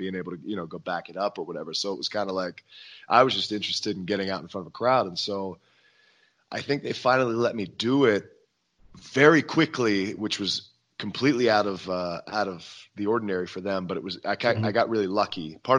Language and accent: English; Hagerstown, Maryland, United States; my hometown in Hagerstown, Maryland